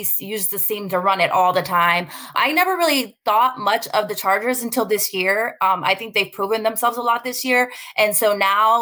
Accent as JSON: {"language": "English", "town": "Denver", "region": "Colorado", "country": "United States", "moved": "yes", "lives_now": "Ohio, United States", "said": "I'm actually from Denver, Colorado, but I don't live there anymore. I live in Ohio."}